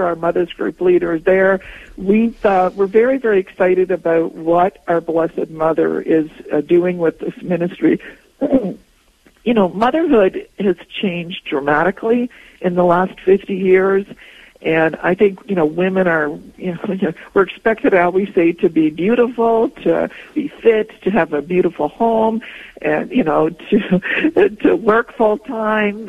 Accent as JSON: {"language": "English", "country": "Poland", "tie": "born or raised there", "also_born_or_lived": "Toronto, Canada", "moved": "yes", "lives_now": "Canada", "said": "I was born in Poland"}